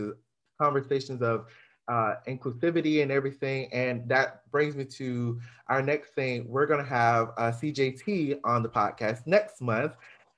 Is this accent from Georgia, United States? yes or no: yes; Georgia, United States; We are all from Georgia.